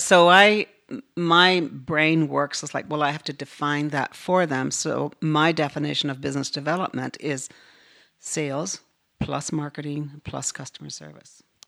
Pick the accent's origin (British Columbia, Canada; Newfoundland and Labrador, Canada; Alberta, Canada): Newfoundland and Labrador, Canada; moved away as an adult; I grew up in northern Newfoundland